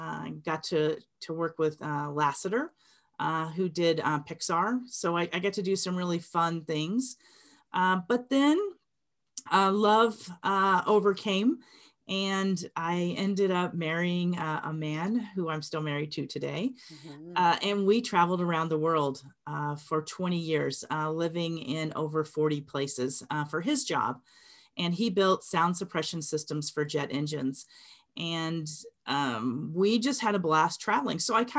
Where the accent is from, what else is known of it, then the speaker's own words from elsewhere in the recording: Phoenix, Arizona, United States; also born or lived in Memphis; So I grew up in Phoenix. I was born in Memphis, Tennessee, but my mom decided she did not want to live in the Deep South anymore and moved us to Phoenix when I was 8 years old.